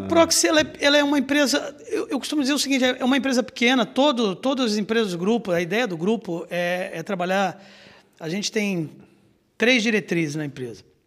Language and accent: Portuguese; Rio de Janeiro, Brazil; moved away as an adult; now in Blumenau, Brazil; eu sou natural do Rio de Janeiro